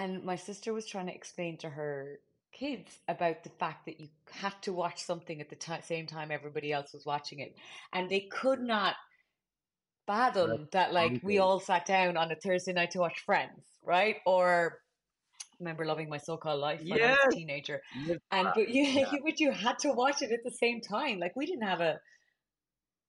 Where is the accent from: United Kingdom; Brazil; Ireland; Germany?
Ireland; Cork, Munster; moved away as an adult; also born or lived in Dublin, Ireland; now in United States; We always had the Examiner in our house because we're from Cork